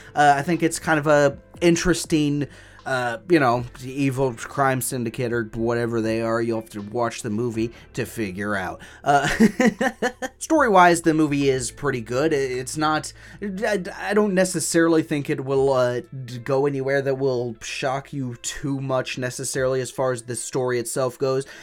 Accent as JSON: {"language": "English", "country": "United States", "said": "I'm an American and that's how I'm gonna pronounce it"}